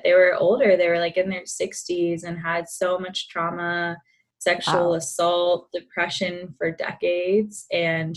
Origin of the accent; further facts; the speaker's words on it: Atlanta, Georgia, United States; I was born and raised in Atlanta, Georgia, did the typical track, stayed in state for college